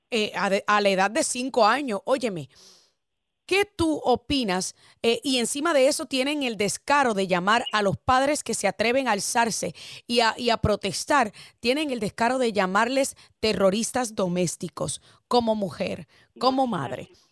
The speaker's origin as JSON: {"language": "Spanish", "country": "Puerto Rico", "moved": "yes", "said": "que soy puertorriqueña y ciudadana americana de nacimiento"}